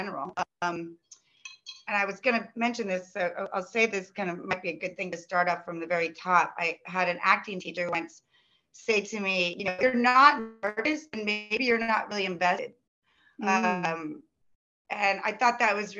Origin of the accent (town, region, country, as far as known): Midwest, United States; born or raised there; moved away as an adult; also born or lived in Los Angeles, United States